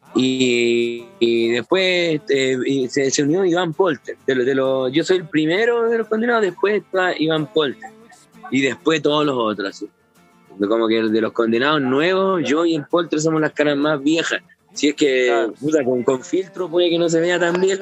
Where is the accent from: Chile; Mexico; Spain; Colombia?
Chile; Ovalle, Coquimbo; Nosotros somos ovallinos